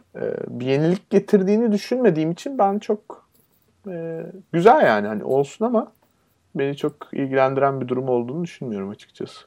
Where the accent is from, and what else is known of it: Turkey